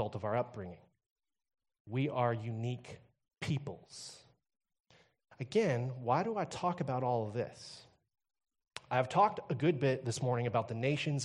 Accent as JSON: {"language": "English", "region": "Texas", "country": "United States", "moved": "yes", "lives_now": "Kamloops, Canada", "said": "I come from Texas"}